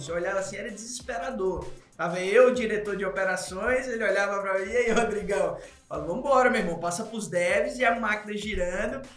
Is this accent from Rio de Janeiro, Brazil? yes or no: no; Natal, Rio Grande do Norte, Brazil; moved away as an adult; now in São Paulo, Brazil; eu sou de Natal, né? Tava em Natal, vim pra RAP em São Paulo